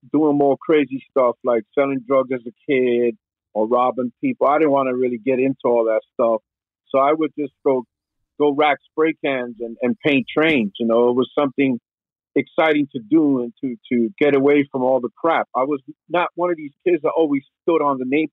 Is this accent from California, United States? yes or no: no; New York City, New York, United States; from the Bronx, man. Born and raised in the Bronx, New York City